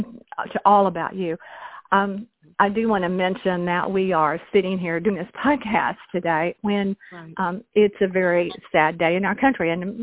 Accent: United States; But the beautiful thing to me as an American was I woke up at 4

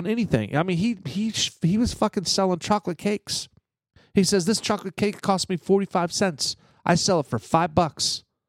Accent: Brooklyn, New York, United States; when we grew up in Brooklyn, you know.

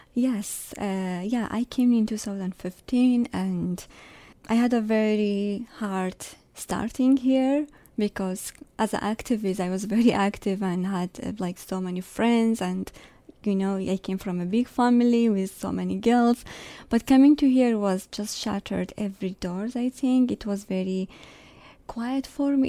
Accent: Sulaymaniyah, Kurdistan Region, Iraq; English is a second language; moved away as an adult; now in Canada; I am from Kurdistan, northern Iraq

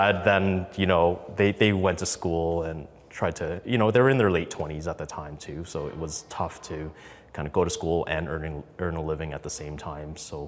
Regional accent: Indonesia; born there; I am an immigrant. I was born in Indonesia in a refugee camp on an island. And it's an interesting, fascinating story. My parents grew up in Vietnam. Our heritage were actually Chinese.

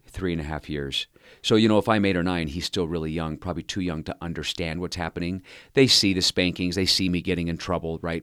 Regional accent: Cerritos, California, United States; also born or lived in Anaheim, California; I, grew up in Southern California. I was born in Anaheim, California, and I was raised in Cerritos

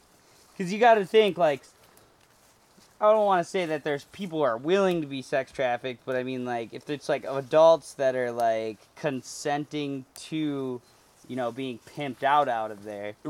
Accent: Minneapolis, Minnesota, United States; now in California, United States; So my hometown is Minneapolis

